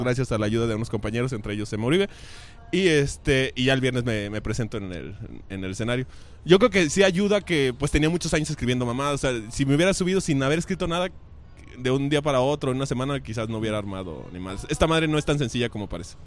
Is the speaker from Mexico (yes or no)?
yes; Querétaro, Mexico; now in Guadalajara, Mexico; nací en Querétaro, pero vivo aquí desde hace muchos años